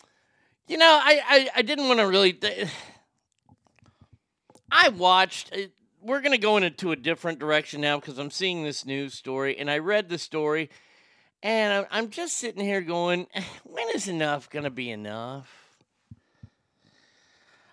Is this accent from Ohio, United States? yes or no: no; Texas, United States; I was raised in Texas. And in Texas here, we don't have a lot of Jewish people